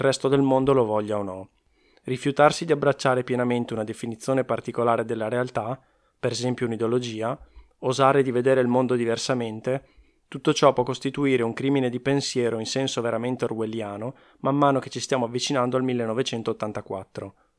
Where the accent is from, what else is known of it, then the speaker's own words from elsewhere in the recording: Veneto, Italy; accent: Venetian; sono veneto